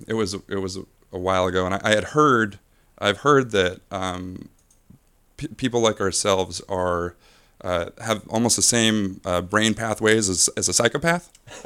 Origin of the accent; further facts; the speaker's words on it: Aberdeen, Washington, United States; From Seattle. I mean, I'm from the Seattle area.